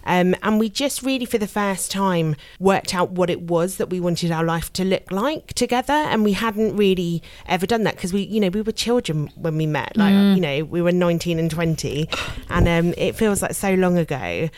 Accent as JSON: {"language": "English", "region": "London", "country": "United Kingdom", "tie": "born or raised there", "also_born_or_lived": "Melbourne, Australia", "said": "I grew up in North London, yeah."}